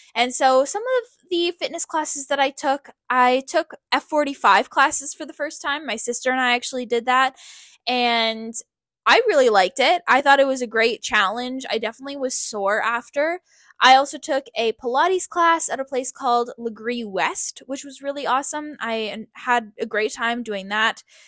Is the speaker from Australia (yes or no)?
no; Canada; also born or lived in Hawaii; We were all born and raised in Canada